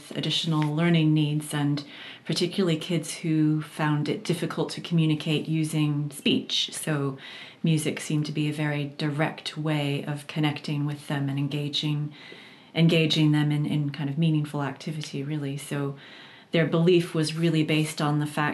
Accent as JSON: {"language": "English", "town": "Boston", "region": "Massachusetts", "country": "United States", "said": "I'm from the Boston area in Massachusetts"}